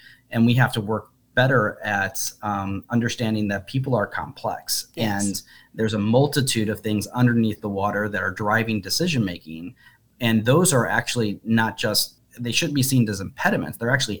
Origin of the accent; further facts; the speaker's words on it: Midwest, United States; I'm also a Midwesterner. I'm also an American. I also came up from a low middle class, you know, environment.